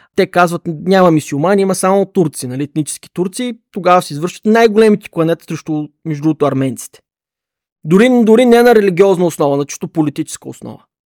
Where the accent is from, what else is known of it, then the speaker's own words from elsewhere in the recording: Bulgaria; като българин